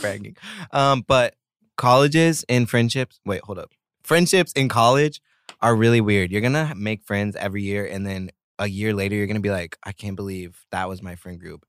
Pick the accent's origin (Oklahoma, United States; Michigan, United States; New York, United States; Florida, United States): Oklahoma, United States; moved away as an adult; also born or lived in Italy; now in South Korea; I grew up in Oklahoma.